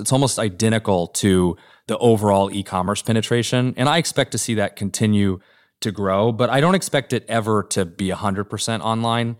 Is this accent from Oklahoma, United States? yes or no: yes; Norman, Oklahoma, United States; moved away; this small downtown in my hometown of Norman, Oklahoma, that when I was growing up was, like, pretty dead